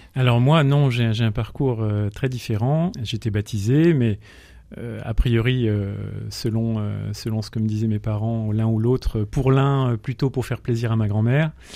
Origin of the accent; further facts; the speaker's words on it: Grenoble, Auvergne-Rhône-Alpes, France; moved away as an adult; now in Pays de Gex, France; je suis né à Grenoble. Je suis grenoblois